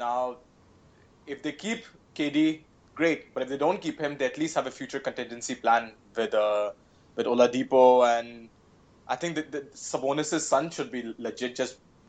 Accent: Varanasi, Uttar Pradesh, India; my hometown of Varanasi.

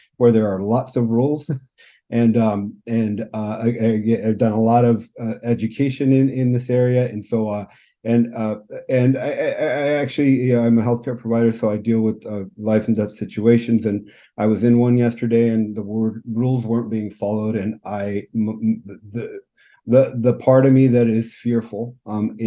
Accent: California, United States; moved away as an adult; also born or lived in Phoenix, Arizona; now in Vancouver, Canada; I grew up in California. Spent most of my life in California, and moved to British Columbia in Vancouver in 2009

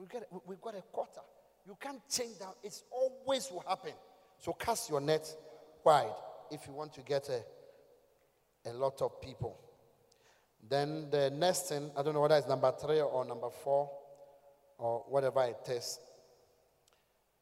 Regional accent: Ghana; From Ghana

